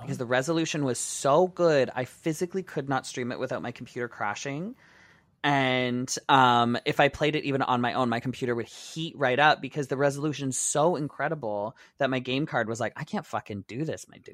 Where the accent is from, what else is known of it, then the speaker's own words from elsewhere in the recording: Windsor, Ontario, Canada; I used to go to Detroit all the time because I grew up in Windsor